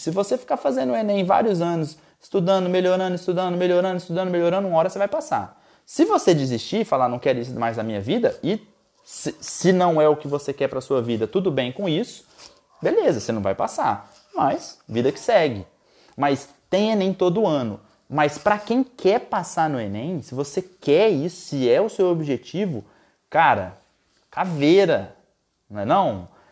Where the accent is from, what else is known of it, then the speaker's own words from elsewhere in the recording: Goiás, Brazil; Lá em Goiás, minha terra natal